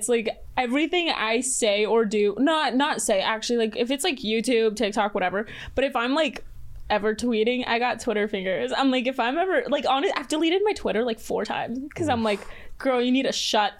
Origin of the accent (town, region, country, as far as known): Mexico City, Mexico; born or raised there; moved away; also born or lived in Texas / Pembroke Pines, Florida